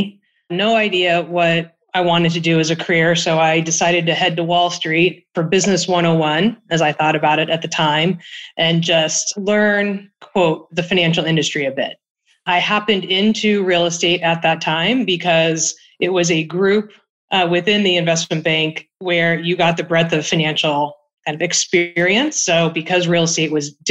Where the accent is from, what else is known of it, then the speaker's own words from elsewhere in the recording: California, United States; also born or lived in New York / Hong Kong; I'm from California.